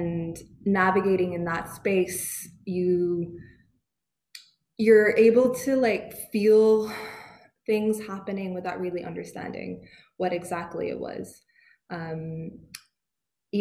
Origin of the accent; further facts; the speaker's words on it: Canada; accent: Canadian; now in United Kingdom; I have a Canadian accent